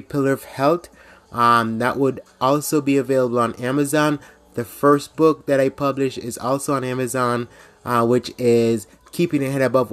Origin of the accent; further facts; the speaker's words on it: Jamaica; now in United States; I grew up in Jamaica